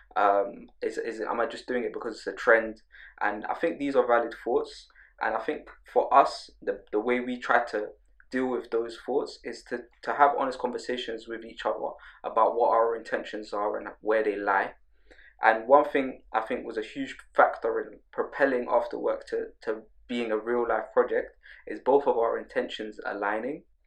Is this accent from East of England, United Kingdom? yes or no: no; London, United Kingdom; grow up in London.